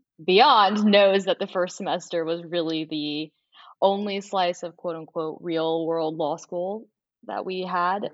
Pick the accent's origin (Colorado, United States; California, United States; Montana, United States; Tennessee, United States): Tennessee, United States; Nashville; moved away as an adult; now in New Orleans, United States; I am from Nashville, Tennessee originally.